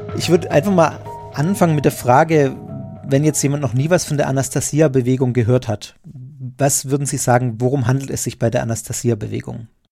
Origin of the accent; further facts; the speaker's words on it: Germany; als Deutsche